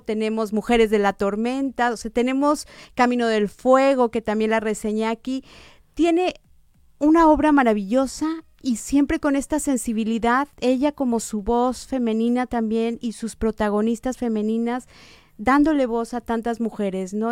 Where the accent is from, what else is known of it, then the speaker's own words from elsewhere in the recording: Guadalajara, Jalisco, Mexico; now in Monterrey, Mexico; yo que soy de Guadalajara